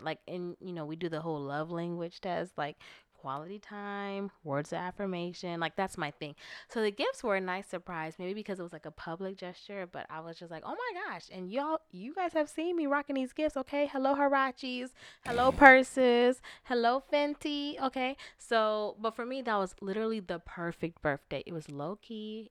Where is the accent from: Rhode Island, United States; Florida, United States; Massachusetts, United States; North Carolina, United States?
Florida, United States; moved away; I'm from Florida